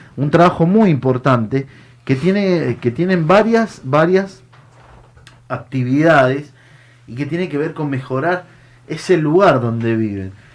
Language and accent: Spanish; Mendoza, Argentina; moved away as an adult; also born or lived in Buenos Aires; yo soy un, hombre del interior, vengo de Mendoza